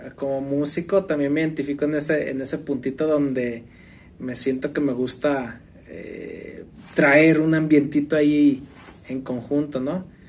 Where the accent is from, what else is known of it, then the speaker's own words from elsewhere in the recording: Mexico; nos identificamos como, pues, mexicanos.